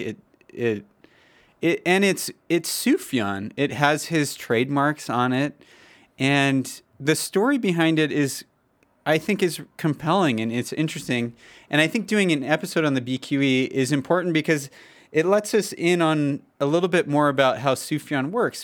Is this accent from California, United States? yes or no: yes; Los Angeles, California, United States; I'm proud to be from the West Coast. I'm from Los Angeles, the sunny hills of Los Angeles, the beaches